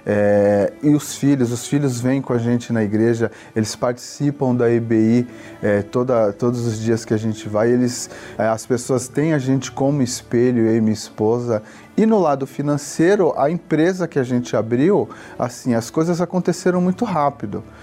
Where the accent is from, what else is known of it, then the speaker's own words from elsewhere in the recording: Santos, São Paulo, Brazil; eu sou de Santos